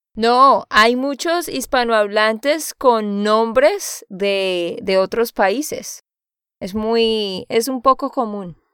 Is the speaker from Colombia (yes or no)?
yes; Santander, Colombia; de Santander, Colombia